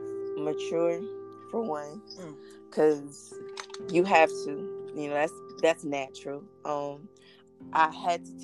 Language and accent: English; Mississippi, United States; I grew up in Salis, Mississippi.